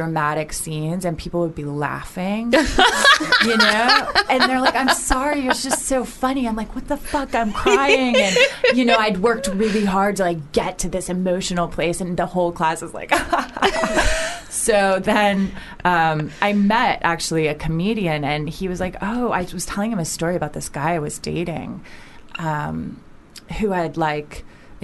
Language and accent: English; Orlando, Florida, United States; now in Los Angeles, United States; I'm from Orlando